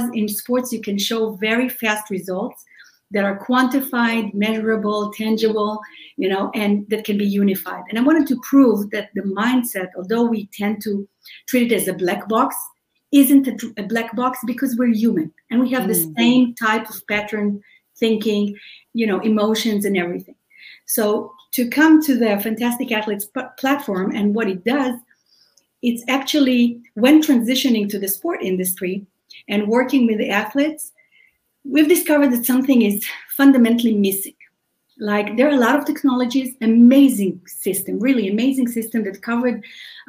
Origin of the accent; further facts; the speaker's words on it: Israel; English is a second language; moved away as an adult; now in United States; we're original from Israel, which you can probably hear from my accent.